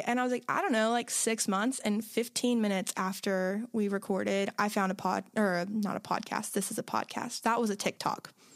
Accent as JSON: {"language": "English", "region": "Florida", "country": "United States", "said": "my family are Jaguar fans because, like, we're from Florida"}